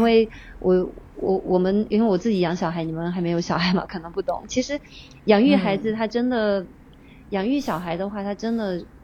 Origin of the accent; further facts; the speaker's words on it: China; moved away as an adult; now in Tokyo, Japan; 我不是日本人，对，我是中国人，我的孩子也是中国嗯。人